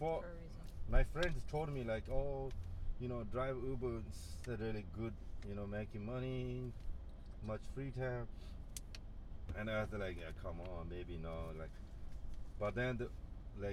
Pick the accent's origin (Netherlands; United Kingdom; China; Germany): China; Tibet; also born or lived in India; now in United States; I was born in Tibet and then went to India and then came to the United States